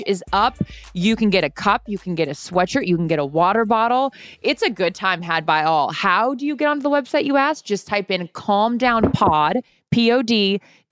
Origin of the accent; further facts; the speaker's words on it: Seattle, Washington, United States; I grew up in Seattle